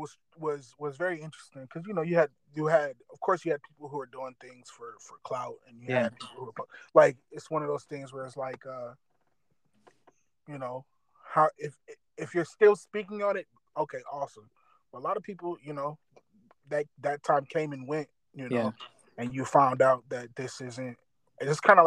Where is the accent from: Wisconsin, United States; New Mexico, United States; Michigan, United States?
Michigan, United States; Detroit; I was born in Detroit